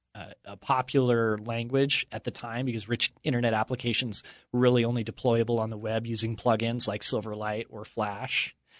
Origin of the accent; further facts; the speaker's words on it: Utah, United States; I grew up here in Utah in the shadow of the word perfect buildings